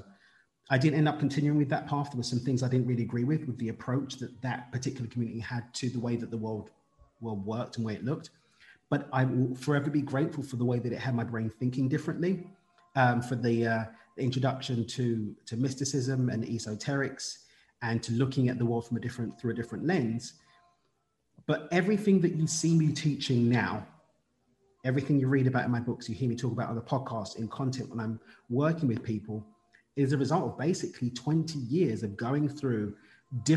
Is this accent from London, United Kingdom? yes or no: yes; London, United Kingdom; I'm from East London in the UK